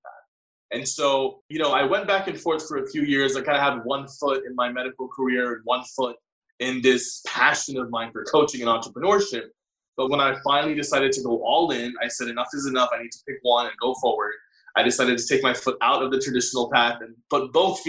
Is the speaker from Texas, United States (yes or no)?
yes; Texas, United States; I was born and raised in Texas, but I have South Asian parents.